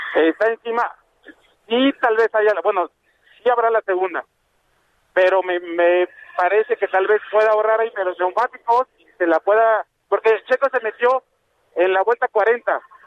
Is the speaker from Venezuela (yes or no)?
no; Mexico; nosotros como mexicanos